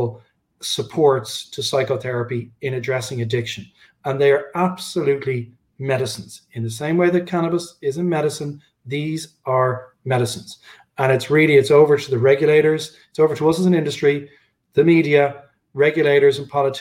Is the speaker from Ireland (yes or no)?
yes; Dublin, Leinster, Ireland; my hometown, Dublin